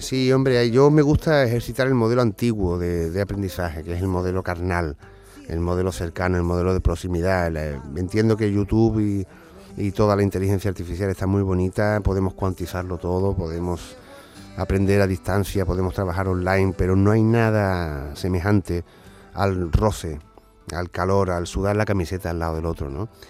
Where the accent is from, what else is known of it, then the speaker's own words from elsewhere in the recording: Seville, Andalusia, Spain; yo que soy sevillano con raíces onubenses también y también en Cádiz